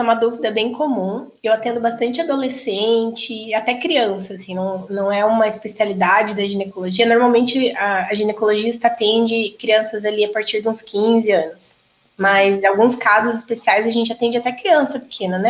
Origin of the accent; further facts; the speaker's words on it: Toledo, Paraná, Brazil; also born or lived in Maringá, Paraná / Cascavel, Paraná; Eu sou de Toledo. Na verdade, eu nasci em Maringá, vim para cá com três anos. Então, cresci aqui